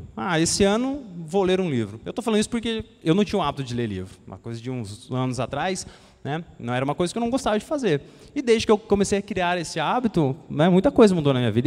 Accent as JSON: {"language": "Portuguese", "country": "Brazil", "said": "daqui do Brasil, né, da nossa terra"}